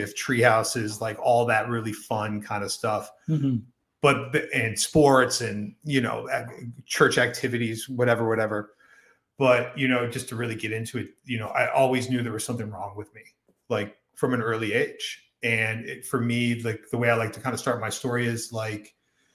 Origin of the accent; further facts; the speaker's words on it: Silver Spring, Maryland, United States; I was born in Silver Spring, Maryland, mm-hmm. at Holy Cross Hospital on February 27th, 1982.